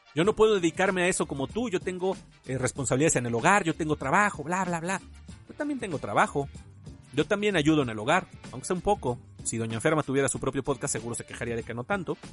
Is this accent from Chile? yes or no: no; Mexico; muchos de nosotros aquí en México